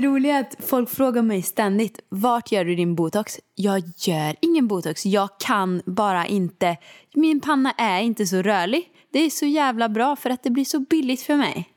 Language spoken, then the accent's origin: Swedish; Åmål, Västra Götaland, Sweden; moved away as an adult; now in Stockholm, Sweden; jag kommer inte flytta hem till Åmål